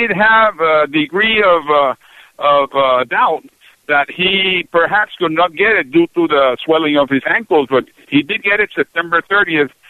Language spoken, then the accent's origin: English; Puerto Rico; first language Spanish; English is a second language; also born or lived in Panama / Seattle, Washington; I grew up in Puerto Rico, Panama, and Seattle, Washington.